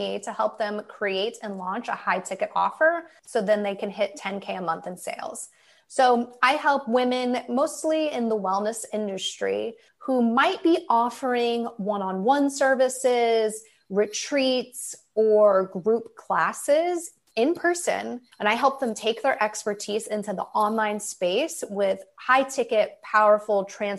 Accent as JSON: {"language": "English", "region": "Midwest", "country": "United States", "said": "I'm from the Midwest. So in the winter, when it snows, I would go with my dad and I would shovel driveways for people."}